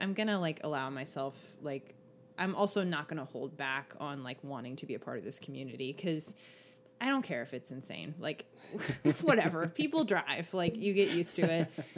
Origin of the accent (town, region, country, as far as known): Los Angeles, California, United States